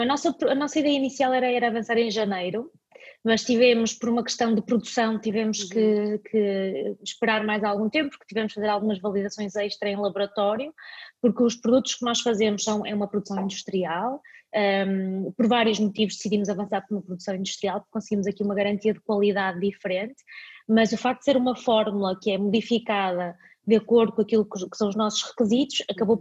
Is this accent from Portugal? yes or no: yes; Vila Nova de Famalicão, Norte, Portugal; also born or lived in Dubai; eu nasci em Famalicão, como, como disseste, e a minha avó é costureira, ainda hoje é a costureira da aldeia